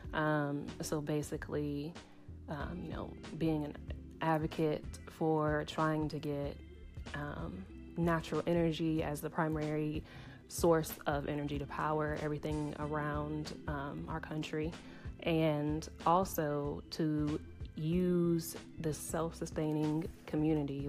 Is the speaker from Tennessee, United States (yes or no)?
yes; Tennessee, United States; I'm from Tennessee